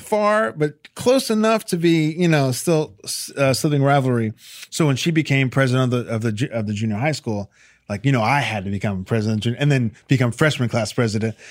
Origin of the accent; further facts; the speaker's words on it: Chappaqua, New York, United States; also born or lived in Millwood, New York; I'm from Chappaqua, New York, Millwood, New York